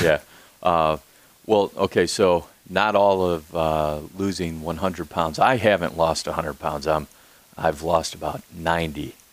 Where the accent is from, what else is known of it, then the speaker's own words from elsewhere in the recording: Peru, Illinois, United States; now in Peoria, United States; I grew up in the South Peru area, uh, a little mafia style.